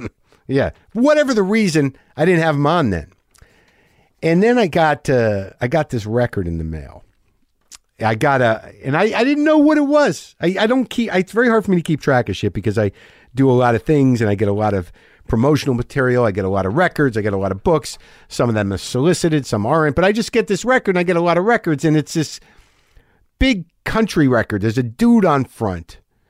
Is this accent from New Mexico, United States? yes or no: yes; New Mexico, United States; Only, you know, I'm a Jew from New Mexico.